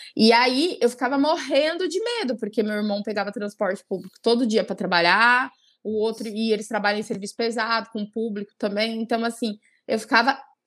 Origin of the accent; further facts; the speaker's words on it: São Bernardo do Campo, São Paulo, Brazil; moved away as an adult; now in Cuiabá, Brazil; eu sou natural de São Paulo, de São Bernardo do Campo, e eu moro há sete anos já no Mato Grosso, em Cuiabá. Eu vim para cá fazer faculdade